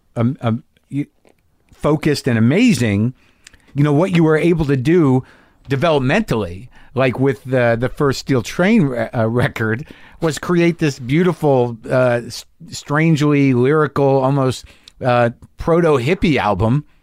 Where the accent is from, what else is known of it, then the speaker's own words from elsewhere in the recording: New Mexico, United States; I grew up in New Mexico